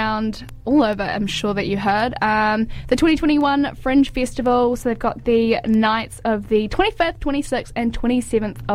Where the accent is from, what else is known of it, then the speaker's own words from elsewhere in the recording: Auckland, New Zealand; moved away as an adult; now in Dunedin, New Zealand; I'm from Auckland as well